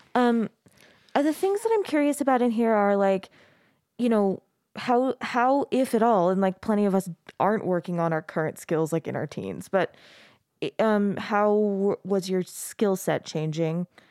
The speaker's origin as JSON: {"language": "English", "region": "Arizona", "country": "United States", "tie": "born or raised there", "moved": "yes", "lives_now": "Utah, United States", "said": "I grew up in Arizona"}